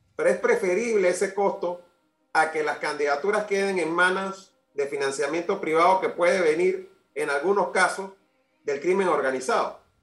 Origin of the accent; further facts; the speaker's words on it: Panama; como panameño